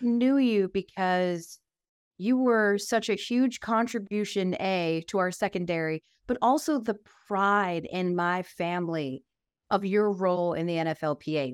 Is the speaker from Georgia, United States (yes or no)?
yes; Atlanta, Georgia, United States; I was from Atlanta.